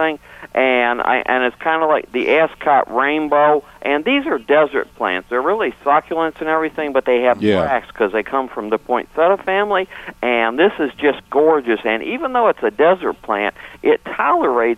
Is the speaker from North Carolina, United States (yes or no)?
yes; Franklin County, North Carolina, United States; I'm from Franklin County